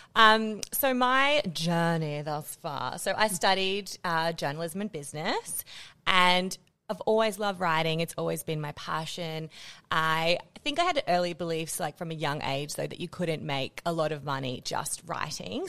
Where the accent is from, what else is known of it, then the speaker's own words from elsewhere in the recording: Australia; moved away as an adult; also born or lived in Netherlands; as an Australian